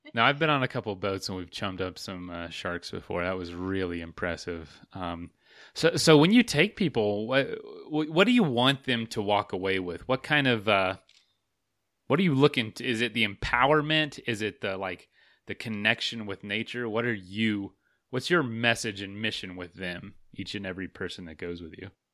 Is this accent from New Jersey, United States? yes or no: no; Florida, United States; moved away; I'm from Florida